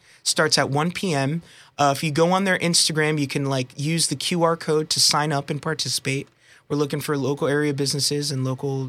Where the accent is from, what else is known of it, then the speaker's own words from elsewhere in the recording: Pocono Medical Center, Pennsylvania, United States; I was born in Pocono Medical Center, believe it or not. But my parents are from, my mom is from Colombia and my dad is from Puerto Rico.